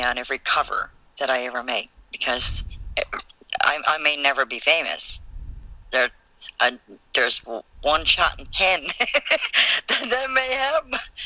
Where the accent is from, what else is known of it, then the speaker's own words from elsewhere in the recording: Newfoundland and Labrador, Canada; moved away; I'm originally from Newfoundland, so my slang is really bad